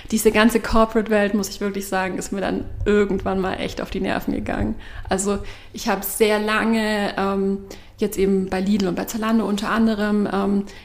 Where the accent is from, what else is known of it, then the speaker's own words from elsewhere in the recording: Baden-Württemberg, Germany; now in Berlin, Germany; ich bin …, ich bin 32 Jahre alt. Ich bin ursprünglich aus dem Schwabenland